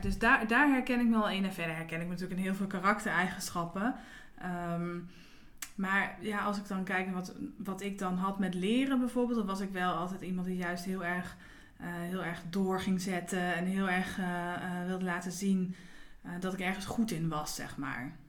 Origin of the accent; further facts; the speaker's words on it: Nieuwegein, Utrecht, Netherlands; also born or lived in IJsselstein; now in Houten, Netherlands; ik kom uit Nieuwegein